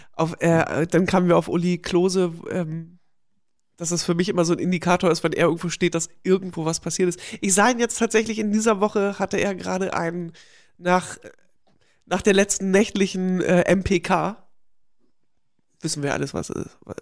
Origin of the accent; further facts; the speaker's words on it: GDR, East Germany, Germany; moved away; durch meine Kindheit in der DDR